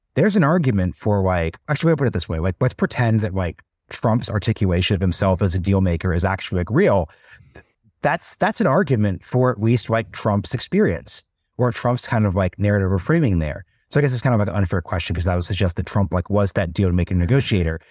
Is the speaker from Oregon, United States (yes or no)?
yes; Oregon, United States; now in Austin, United States; growing up in Oregon, we were just a vote by mail state.